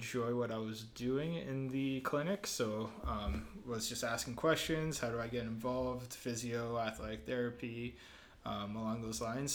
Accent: Hamilton, Ontario, Canada; also born or lived in Italy; I grew up in Winona here in Stony Creek area, Hamilton

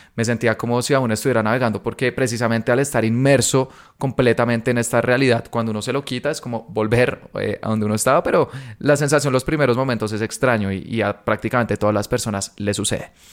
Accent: Colombia; soy de Colombia

